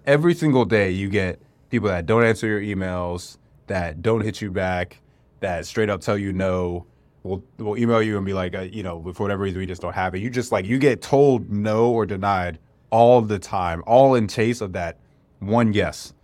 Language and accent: English; North Carolina, United States; I grew up in North Carolina, too